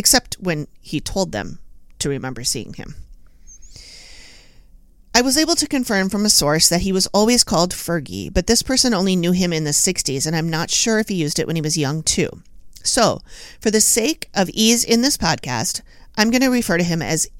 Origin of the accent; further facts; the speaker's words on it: Minneapolis, Minnesota, United States; I've lived here all my life